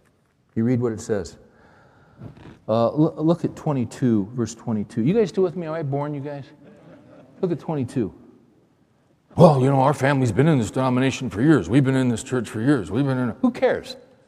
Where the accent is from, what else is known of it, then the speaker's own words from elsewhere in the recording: California, United States; I'm Californian